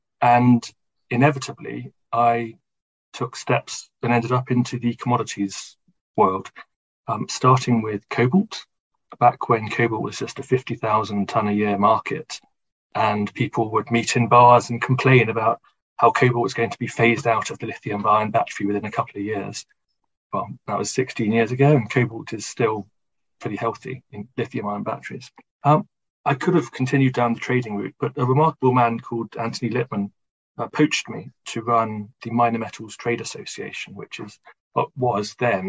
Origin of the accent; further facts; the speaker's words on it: Bristol, South West England, United Kingdom; I was born and raised in Bristol, which is a city in the west of England